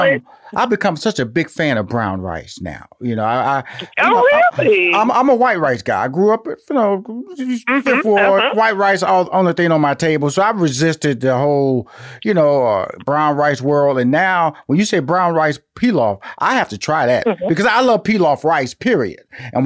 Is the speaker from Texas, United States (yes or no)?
yes; Houston, Texas, United States; now in Atlanta, United States; And I'm from Houston, Texas. I'm living in Atlanta